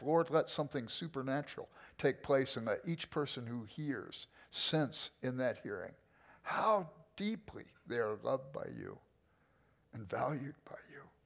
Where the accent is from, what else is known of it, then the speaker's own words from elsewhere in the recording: Los Angeles, California, United States; I grew up in South Central